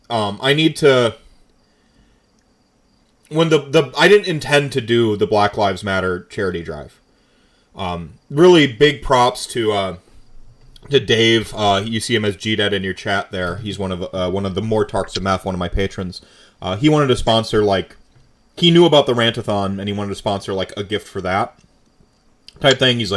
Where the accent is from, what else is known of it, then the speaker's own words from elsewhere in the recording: Camp Lejeune, North Carolina, United States; I'm from a biracial family. Like I grew up in North Carolina, Camp Lejeune.